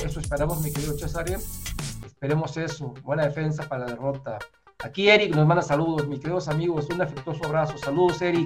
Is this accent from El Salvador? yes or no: no; Mexico City, Mexico; Yo soy de la Ciudad de México